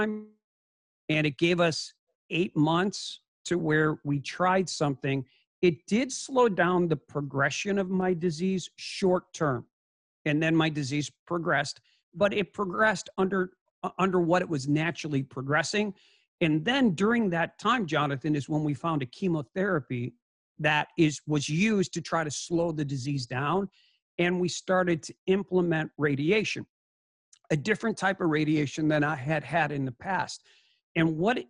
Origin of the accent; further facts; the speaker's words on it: Chicago, Illinois, United States; moved away as an adult; also born or lived in Scottsdale, Arizona; I'm a Chicago kid